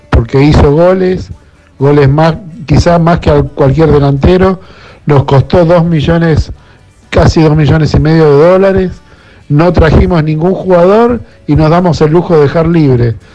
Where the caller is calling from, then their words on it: Buenos Aires, Argentina; de Caballito.